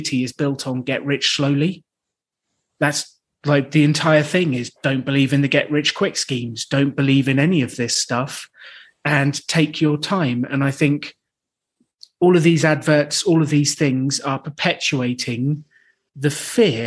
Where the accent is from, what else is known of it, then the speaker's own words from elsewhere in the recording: United Kingdom; I'm British